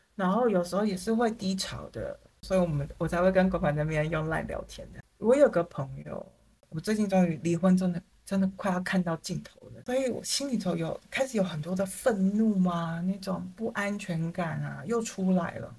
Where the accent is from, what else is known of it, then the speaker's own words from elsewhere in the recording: Taiwan; 我就是一个台湾人